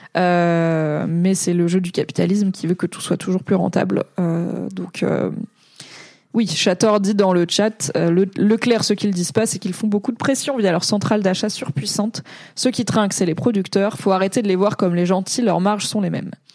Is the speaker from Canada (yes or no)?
no; Alsace, Grand Est, France; first language French; Je suis alsacienne